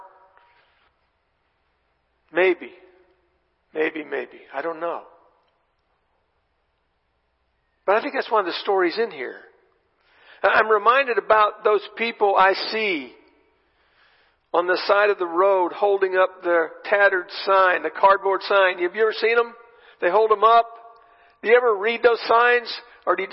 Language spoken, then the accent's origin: English; Texas, United States; I'm from Texas